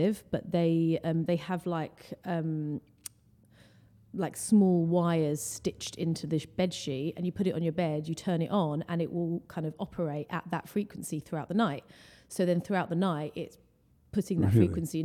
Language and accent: English; Essex, on the edge of London, East of England, United Kingdom; So I'm from London, born and raised. Actually, I grew up just outside of London in Essex, which is it's like a county